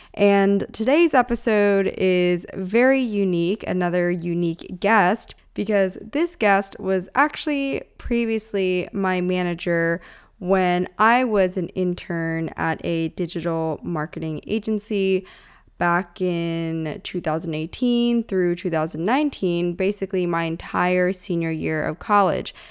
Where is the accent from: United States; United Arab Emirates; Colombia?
United States; Pennsylvania; also born or lived in Orange County, California; now in Los Angeles, United States; I grew up in Pennsylvania, then hopped over to SoCal, started out in O C first, and then made my way up to L A.